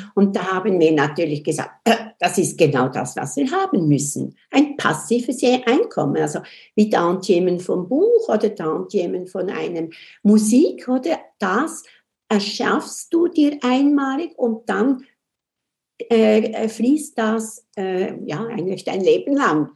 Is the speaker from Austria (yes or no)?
no; Switzerland; accent: Swiss; Und ich komme aus der Schweiz, das hört man ja auch